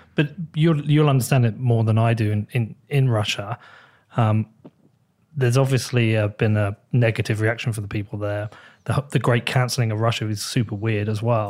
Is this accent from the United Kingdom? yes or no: yes; United Kingdom; as a British person